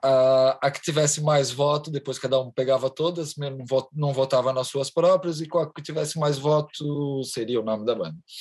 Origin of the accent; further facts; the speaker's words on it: Charneca da Caparica, Setúbal, Portugal; sou da Charneca da Caparica, exatamente isso aqui é a garagem da minha casa